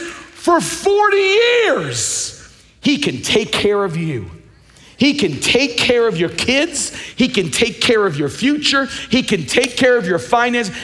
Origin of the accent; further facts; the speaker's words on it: Long Island, New York, United States; When I grew up in Long Island